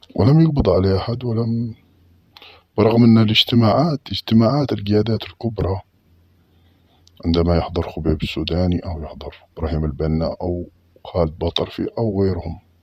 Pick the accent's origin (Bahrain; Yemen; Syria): Yemen; Mukalla, Hadhramaut; عندنا في المكلا